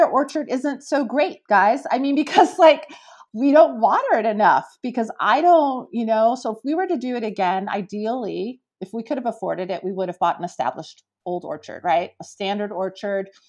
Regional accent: East Bay, California, United States; I'm a California native, right? I grew up in the East Bay

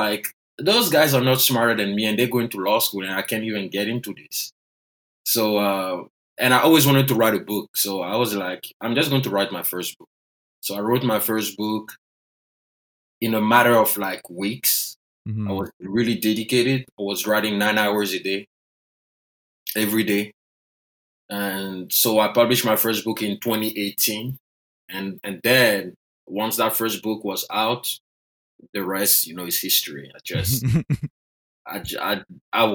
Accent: Côte d’Ivoire; first language French; English is a second language; moved away as an adult; now in United States; I was born and raised in Côte d'Ivoire.

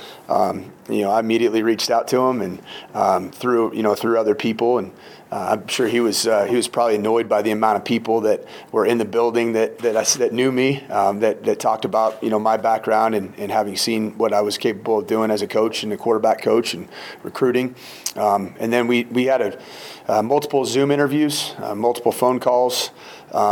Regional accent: West Coast, United States; also born or lived in Minnesota; now in Boulder, United States; I'm originally from the West Coast

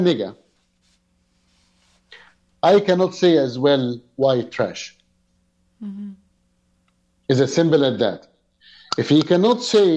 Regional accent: Egypt; now in Canada; I came from Egypt background

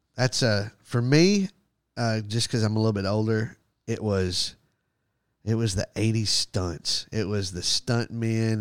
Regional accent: Texas, United States; I'm American. I'm awesome. I'm from Texas

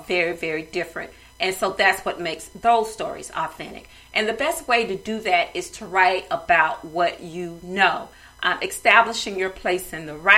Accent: the South, United States; I'm from the South

